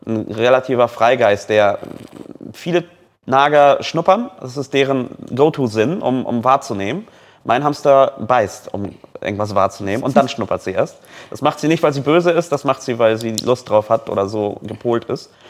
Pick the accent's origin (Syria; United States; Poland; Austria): Poland; ey, ich bin Pole, ich kenne meine Landsleute.